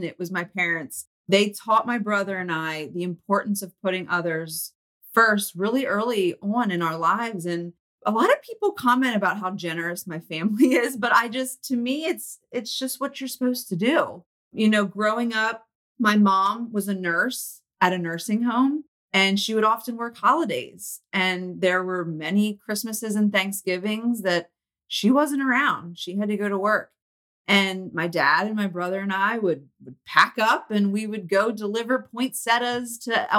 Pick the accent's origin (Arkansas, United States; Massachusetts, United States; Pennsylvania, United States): Pennsylvania, United States; Lancaster; I grew up in Lancaster, Pennsylvania, and I now live